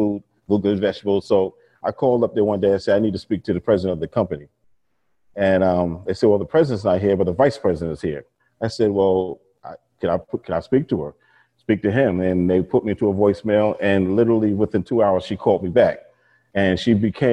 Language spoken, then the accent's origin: English; New York and Long Island, United States; born or raised there